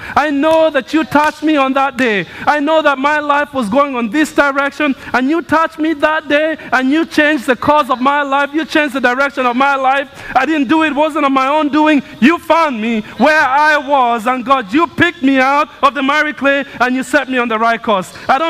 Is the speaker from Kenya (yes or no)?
yes; Kenya; moved away as an adult; now in United States; I grew up in Kenya. But I've lived about half my life in Kenya and half my life in the United States. My childhood was in Kenya